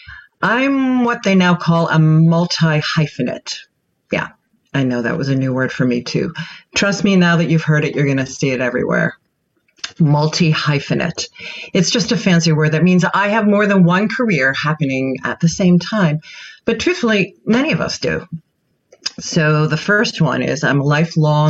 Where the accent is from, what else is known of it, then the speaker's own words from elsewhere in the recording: Pittsburgh, Pennsylvania, United States; also born or lived in Catskill Mountains; now in New York City, United States; I'm originally from Pittsburgh, and I now live in both NYC and the Catskill Mountains